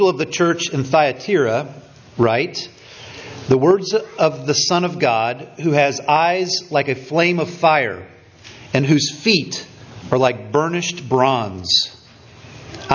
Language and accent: English; Richmond, Indiana, United States; moved away; The little town that Stephanie and I grew up in Indiana